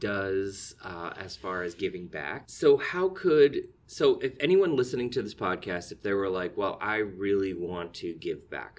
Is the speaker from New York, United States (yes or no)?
yes; Keeseville, New York, United States; I actually spent, uh, my earliest years growing up in Katyville